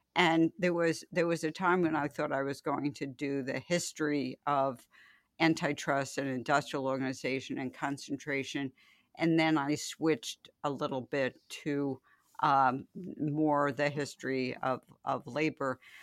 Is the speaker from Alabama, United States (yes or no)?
no; New York City, New York, United States; I grew up in the Bronx